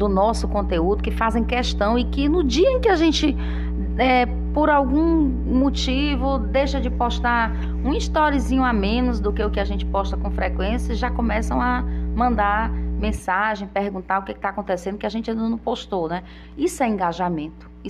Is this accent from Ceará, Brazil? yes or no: yes; Tianguá, Ceará, Brazil; now in Parnaíba, Brazil; É, você é fortalezense e eu tianguaense.